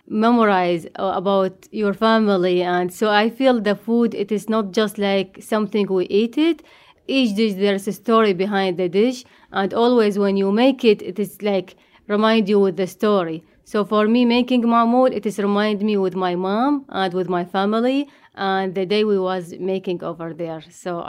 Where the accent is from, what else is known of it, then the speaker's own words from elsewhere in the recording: Iraq; moved away; I came from Iraq.